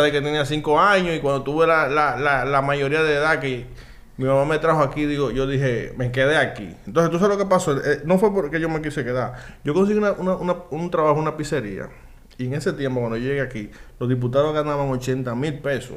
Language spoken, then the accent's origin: Spanish; Dominican Republic; Nosotros somos dominicanos